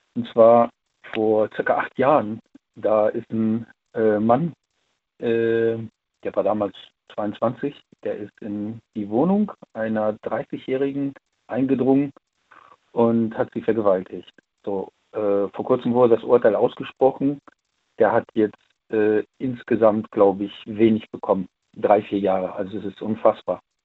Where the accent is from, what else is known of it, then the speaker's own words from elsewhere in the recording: Siegburg, North Rhine-Westphalia, Germany; ich komme ja aus NRW, ich komme ja aus Siegburg